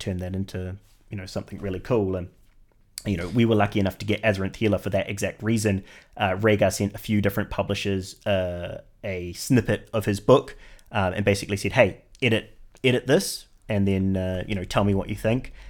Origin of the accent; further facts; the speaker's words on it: New Zealand; moved away as an adult; now in United Kingdom; I'm originally from New Zealand